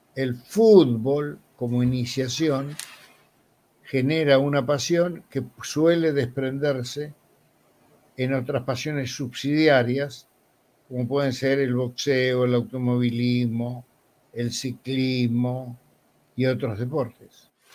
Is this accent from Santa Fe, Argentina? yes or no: no; Buenos Aires, Argentina; also born or lived in Montevideo, Uruguay; yo nací en 1940, nací en Montevideo, pero muy pequeño viajé a Buenos Aires, mi familia me trajo a Buenos Aires, y vivíamos en una casa de inquilinato, acá se llama conventillo